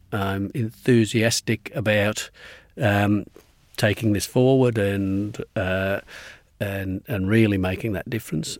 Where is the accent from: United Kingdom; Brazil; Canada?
United Kingdom; England; moved away as an adult; also born or lived in Glasgow, Scotland; now in Melbourne, Australia; my parents moved to England when I was six, and so I was brought up at school uh, in England